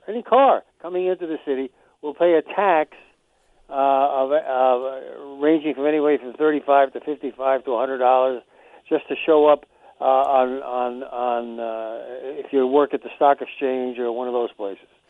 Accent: New York, United States; now in Vermont, United States; I'm a New Yorker.

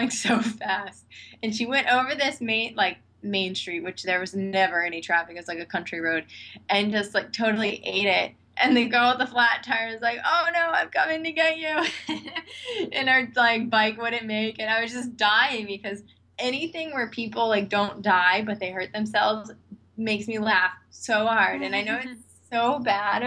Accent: Washington, District of Columbia, United States; I'm from Washington, D.C.

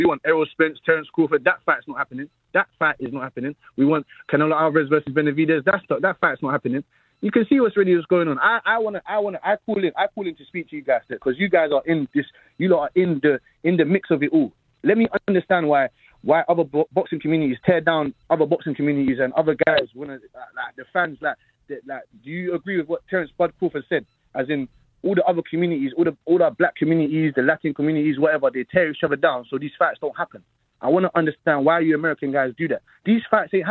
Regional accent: London, United Kingdom; I'm calling from South London

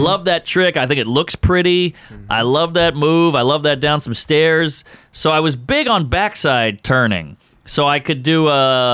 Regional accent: New Orleans, Louisiana, United States; moved away as an adult; now in New York, United States; I'm from New Orleans

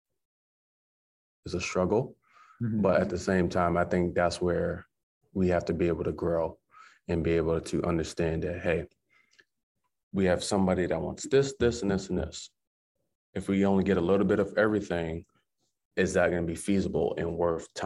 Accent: Massachusetts, United States; now in Maine, United States; Mass where my hometown is

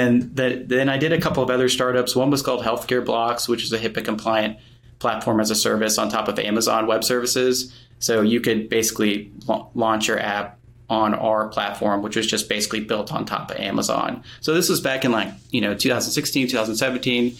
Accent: Atlanta, Georgia, United States; moved away as an adult; also born or lived in Murfreesboro, Tennessee; I grew up in Atlanta, Georgia

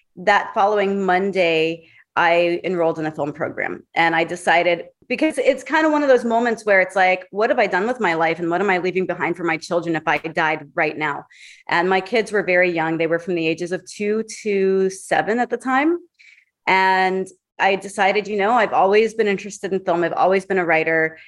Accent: Hollywood, Florida, United States; now in Hollywood, United States; Originally from Hollywood, Florida

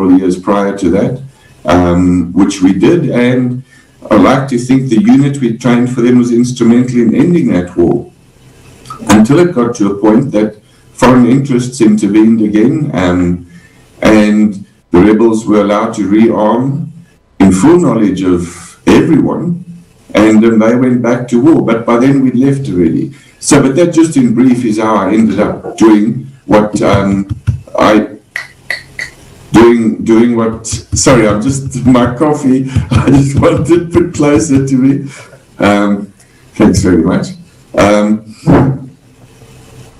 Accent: South Africa; also born or lived in Zambia; I was born in Zambia, which was then known as Northern Rhodesia. My dad and my mum eventually moved south, for many reasons, primarily work reasons, and I ended up in South Africa, went into the South African Army

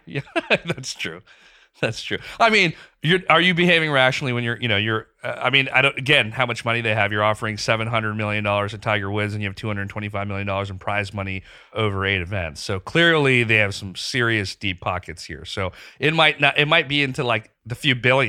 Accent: Pakistan; moved away; growing up in Pakistan.

